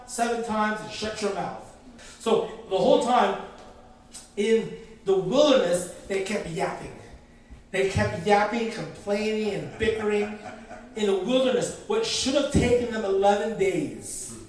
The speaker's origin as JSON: {"language": "English", "country": "Philippines", "said": "I'm Filipino, and we love the karaoke"}